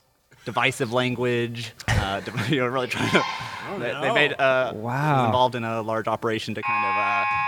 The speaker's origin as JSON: {"language": "English", "region": "Kansas", "country": "United States", "moved": "yes", "lives_now": "Oregon, United States", "said": "I live in Oregon now, but I'm from Kansas originally."}